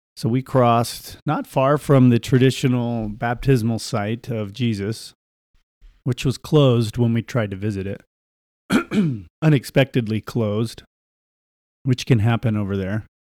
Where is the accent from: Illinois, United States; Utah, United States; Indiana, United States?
Utah, United States; Salt Lake City; Salt Lake City